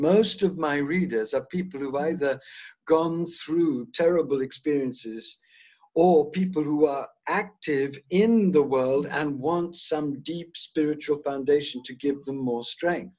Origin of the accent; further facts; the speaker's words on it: South India, India; I was born in South India.